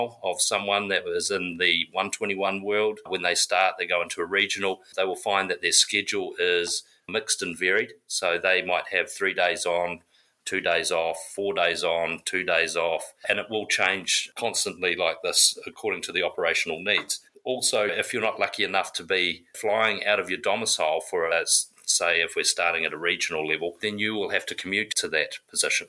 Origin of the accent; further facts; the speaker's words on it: South Africa; also born or lived in South Island, New Zealand / Tumon Bay, Guam; now in United States; So I'm originally from New Zealand, South Island, but I grew up in South Africa